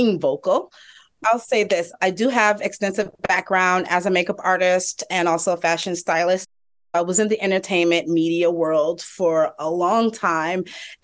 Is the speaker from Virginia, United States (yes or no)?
yes; Hampton, Virginia, United States; also born or lived in New York City; now in Atlanta, United States; I am originally from Hampton, Virginia, and I lived in New York City for about 16 years